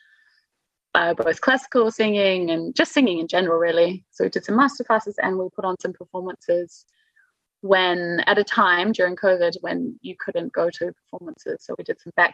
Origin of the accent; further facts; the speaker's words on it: New Zealand; moved away as an adult; now in Munich, Germany; I'm from New Zealand